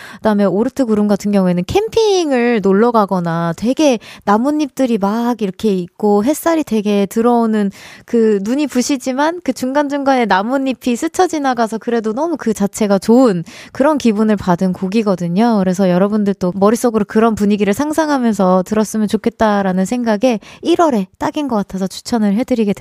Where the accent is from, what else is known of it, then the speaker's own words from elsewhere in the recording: United States; also born or lived in Gyeonggi Province; now in South Korea; 고향이라고 하기엔 조금 애매하긴 하지만 제 어린 시절이 많이, 어, 담겨져 있는 그 장소 장소가 사실 전 미국이긴 하거든요.